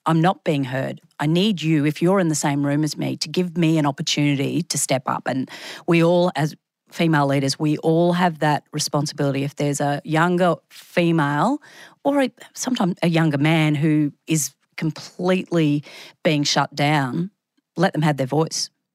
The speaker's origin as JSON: {"language": "English", "town": "Brisbane", "region": "Queensland", "country": "Australia", "also_born_or_lived": "Sydney", "said": "I came back to Brisbane from Sydney."}